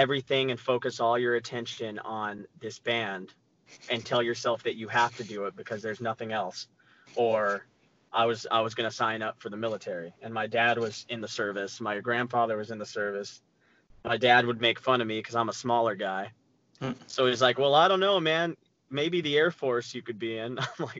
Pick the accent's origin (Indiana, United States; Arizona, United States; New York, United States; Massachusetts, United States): Arizona, United States; I'm from Arizona, and at the time we had a website called AZ Punk